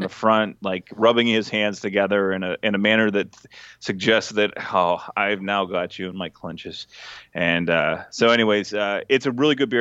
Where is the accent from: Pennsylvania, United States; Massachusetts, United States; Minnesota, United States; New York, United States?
Pennsylvania, United States; Dillsburg; I got a brewery in my hometown